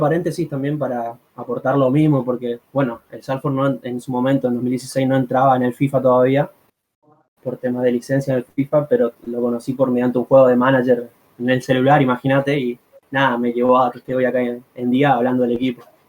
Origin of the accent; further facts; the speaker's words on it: Argentina; la, gente de Argentina, como tipo, somos pasionales